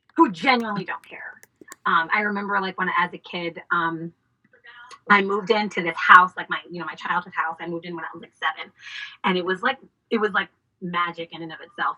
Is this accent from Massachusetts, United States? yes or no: yes; Boston, Massachusetts, United States; now in Washington, D.C., United States; I am originally from Boston, Massachusetts